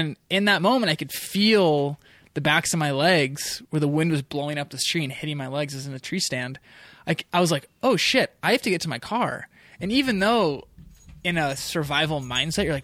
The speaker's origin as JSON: {"language": "English", "area": "north of San Francisco", "region": "Northern California", "country": "United States", "tie": "born or raised there", "also_born_or_lived": "Mendocino-Humboldt area, California", "moved": "as an adult", "said": "the Coast Range where I grew up in Northern California."}